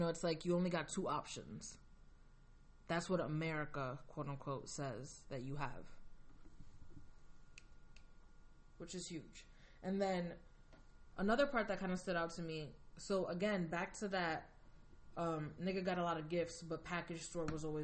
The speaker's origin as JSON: {"language": "English", "country": "United States", "tie": "born or raised there", "said": "I'm Dominican American, so I'm Latin, you know, I have Latin background, and I was born like immigrant parents. I was first generation here."}